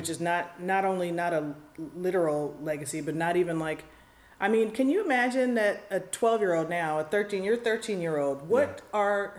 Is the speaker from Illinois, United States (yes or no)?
yes; Chicago, Illinois, United States; when I was growing up in Chicago